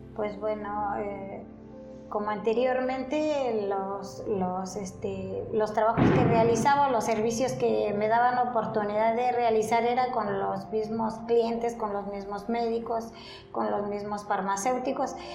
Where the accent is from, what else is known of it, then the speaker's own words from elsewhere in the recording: Mixquiahuala, Hidalgo, Mexico; aquí en Misquiahuala. Yo aquí, esta población a donde yo nací